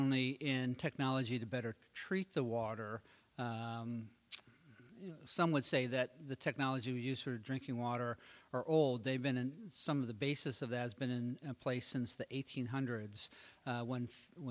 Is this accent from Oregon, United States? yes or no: yes; Oregon, United States; I grew up in Oregon